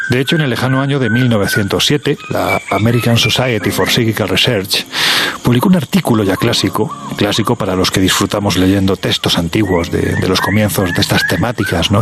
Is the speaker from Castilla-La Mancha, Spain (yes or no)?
no; Andalusia, Spain; uno como andaluz